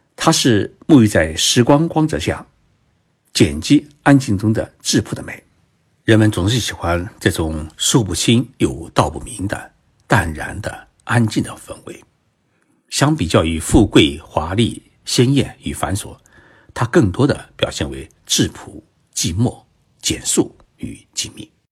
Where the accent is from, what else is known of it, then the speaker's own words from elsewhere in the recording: China; 我们中国人